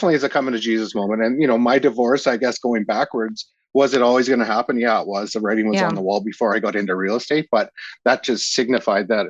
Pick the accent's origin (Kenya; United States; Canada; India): Canada; Senlac, Saskatchewan; also born or lived in Unity, Saskatchewan; now in Calgary, Canada; grew up in Unity as well, kind of just outside Unity. I'd have to say I'm from Senlac, which is a really small town